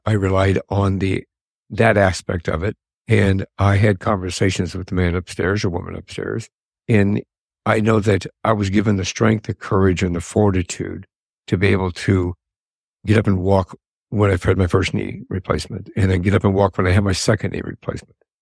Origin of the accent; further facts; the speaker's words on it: Colorado, United States; moved away as an adult; now in Arizona, United States; I grew up and lived in Colorado.